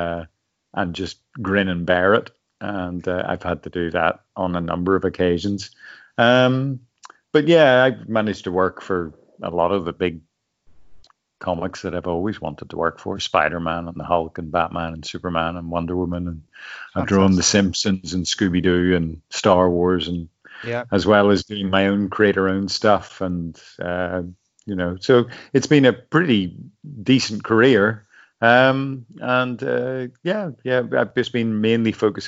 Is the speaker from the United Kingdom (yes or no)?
yes; Belfast, Northern Ireland, United Kingdom; I'm from Belfast originally